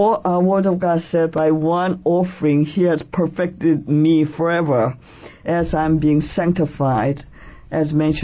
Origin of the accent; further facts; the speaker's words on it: Seoul, South Korea; now in New York City, United States; I am Korean by birth, and I was born in Seoul, South Korea. And I have been a resident of this great city, New York City, since June of 1971